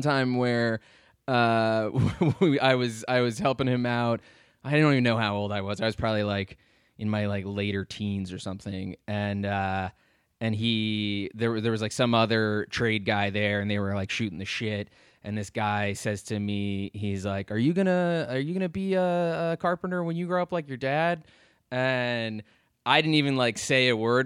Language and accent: English; Lovettsville, Virginia, United States; now in Richmond, United States; I grew up in Northern Virginia, uh, in sort of this little town called Lovettsville